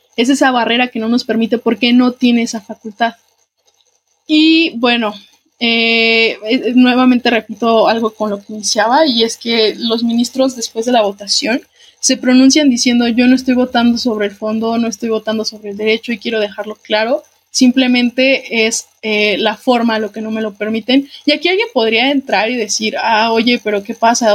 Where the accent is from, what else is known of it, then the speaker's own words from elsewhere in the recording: Guanajuato, Mexico; para quienes somos de Guanajuato